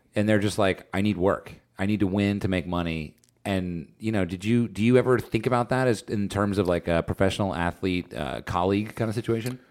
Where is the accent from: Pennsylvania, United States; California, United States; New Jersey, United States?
New Jersey, United States; I grew up in Jersey